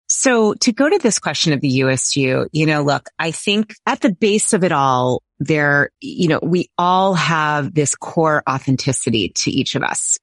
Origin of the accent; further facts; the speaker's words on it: Boston, Massachusetts, United States; I grew up in the Boston area around every university known to humankind